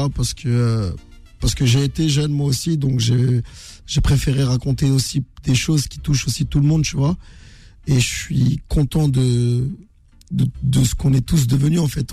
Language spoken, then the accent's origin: French; Meaux, Île-de-France, France; je suis originaire de Meaux, dans le 77